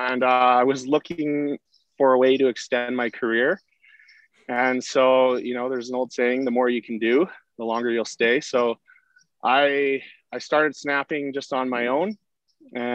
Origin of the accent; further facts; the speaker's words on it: Sherwood Park, Alberta, Canada; I grew up in Sherwood Park